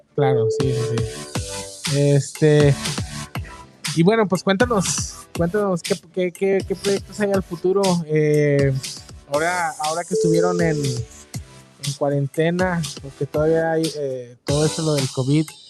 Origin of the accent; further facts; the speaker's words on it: Mexico; now in United States; nosotros que venimos de México, cuando ya estamos acá en Estados Unidos